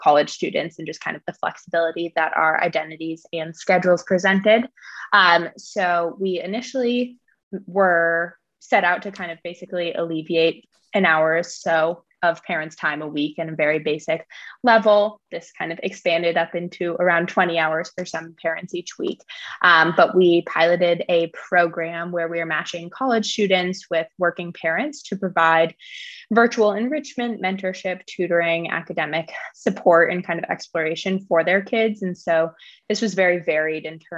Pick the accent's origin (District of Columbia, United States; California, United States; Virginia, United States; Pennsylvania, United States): California, United States; San Francisco; I'm calling in from San Francisco right now, which is where I grew up